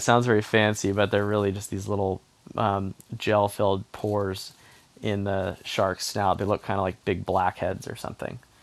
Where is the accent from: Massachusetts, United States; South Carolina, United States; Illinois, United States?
South Carolina, United States; Charleston; growing up in Charleston, South Carolina